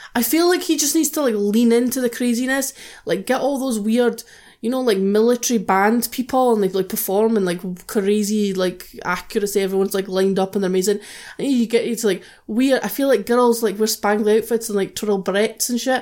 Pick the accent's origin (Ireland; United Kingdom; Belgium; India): United Kingdom; we're British